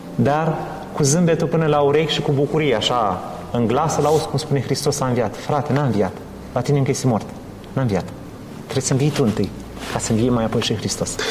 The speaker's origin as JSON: {"language": "Romanian", "country": "Romania", "moved": "yes", "lives_now": "Leeds, United Kingdom", "said": "noi ca și români"}